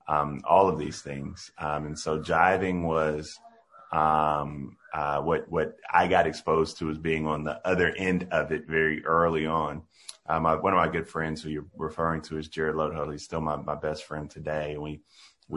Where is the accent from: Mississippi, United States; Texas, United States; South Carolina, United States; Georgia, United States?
South Carolina, United States; Denmark; Denmark was a small town, small rural town, where we had three whole stoplights and a blinking light. That rural environment that you hear about is one that I grew up in.